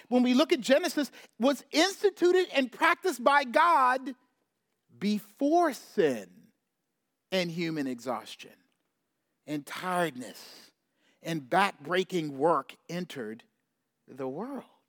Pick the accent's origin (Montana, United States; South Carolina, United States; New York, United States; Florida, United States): South Carolina, United States; I grew up in South Carolina, so deep south